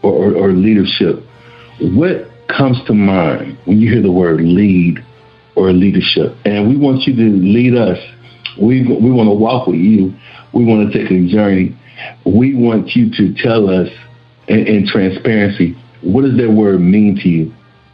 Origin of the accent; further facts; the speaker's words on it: the South, United States; because I'm from the South